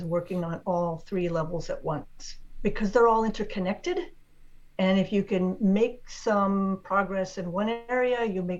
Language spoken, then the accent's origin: English; Washington, District of Columbia, United States; born there; I was actually born in Washington, D.C., which isn't even a state.